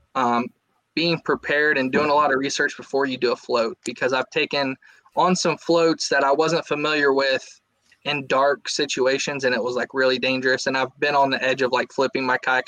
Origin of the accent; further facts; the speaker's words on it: Southwest Ohio, United States; also born or lived in Japan; I grew up in Southwest Ohio, fished the, the Great Miami River and all its tributaries